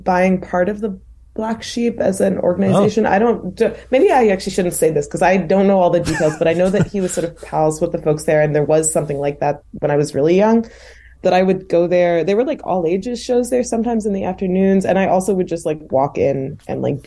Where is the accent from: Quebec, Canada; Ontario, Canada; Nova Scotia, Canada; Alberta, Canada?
Quebec, Canada; Wakefield; also born or lived in Oslo, Norway / Ottawa, Canada; now in Montreal, Canada; I was born in Oslo in Norway, but my parents moved to Wakefield when I was tiny, and they're both from New York City, actually. So kind of complicated trajectory, but I lived in Wakefield for my whole childhood